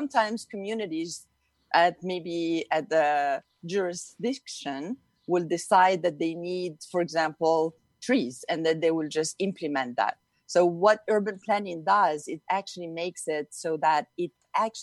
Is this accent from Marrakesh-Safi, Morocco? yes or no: yes; Youssoufia, Marrakesh-Safi, Morocco; moved away; I grew up in Morocco, in North Africa. And I grew up in a town called Youssoufia